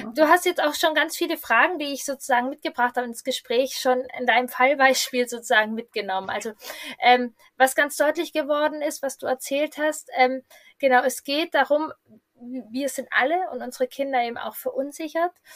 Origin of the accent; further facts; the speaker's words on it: Hanover, Lower Saxony, Germany; ich komme aus Hannover